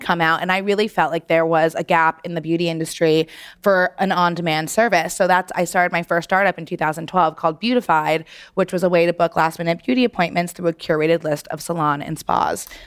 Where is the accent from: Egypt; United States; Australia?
United States; New York City, New York; growing up in New York City, I knew the places I wanted to go to get blowouts